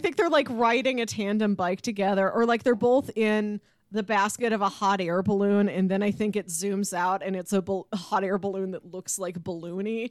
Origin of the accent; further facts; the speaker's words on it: St. Louis, Missouri, United States; We're from Saint Louis.